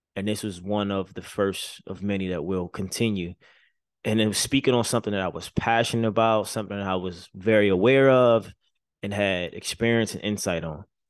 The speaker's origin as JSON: {"language": "English", "town": "Baltimore", "region": "Maryland", "country": "United States", "tie": "born or raised there", "moved": "yes", "said": "growing up in Baltimore City, making it out, you know, moving to the other side of the country"}